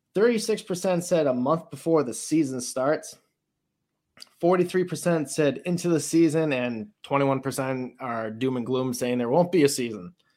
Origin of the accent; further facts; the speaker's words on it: Warwick, Rhode Island, United States; my hometown of Warwick, Rhode Island